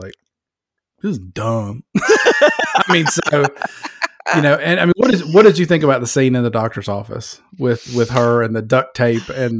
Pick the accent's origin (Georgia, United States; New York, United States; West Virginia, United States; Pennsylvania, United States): Georgia, United States; I'm from Georgia, man. I live in Georgia.